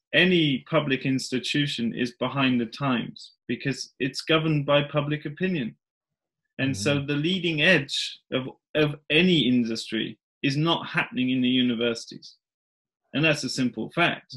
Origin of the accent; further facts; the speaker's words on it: England, United Kingdom; moved away as an adult; now in Värmland, Sweden; I grew up in England